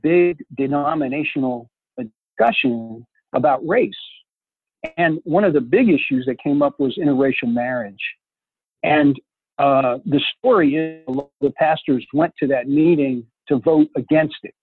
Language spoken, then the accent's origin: English; Newark, New Jersey, United States; also born or lived in Memphis, Tennessee; I was born in Memphis. And then they broke up. And my father put my mom and us kids on the train. And he sent us up to my grandparents in New Jersey and Newark